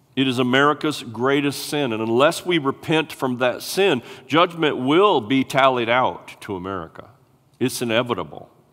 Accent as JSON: {"language": "English", "country": "United States", "said": "we are American citizens"}